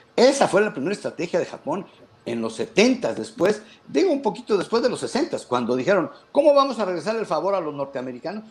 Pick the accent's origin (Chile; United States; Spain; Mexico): Mexico